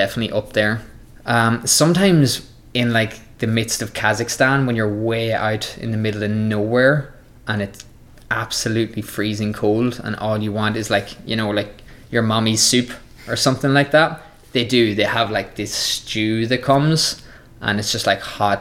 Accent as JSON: {"language": "English", "country": "Ireland", "tie": "born or raised there", "said": "my home country of Ireland"}